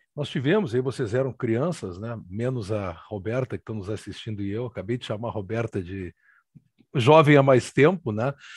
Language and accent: Portuguese; Porto Alegre, Rio Grande do Sul, Brazil; a minha muito valorosa e leal Porto Alegre, onde nasci faz quase 57 anos